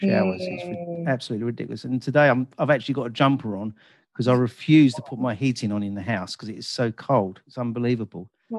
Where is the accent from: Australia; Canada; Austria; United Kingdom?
United Kingdom; England; they always know that I start with the weather, being typical English.